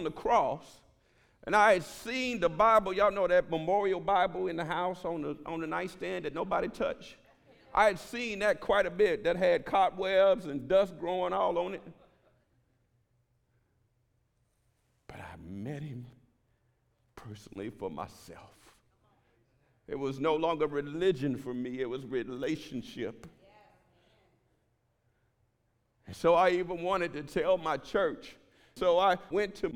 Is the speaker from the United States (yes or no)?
yes; Houston, Texas, United States; I was born in Fifth Ward in Houston, Texas, and they made gangbanging movies about that community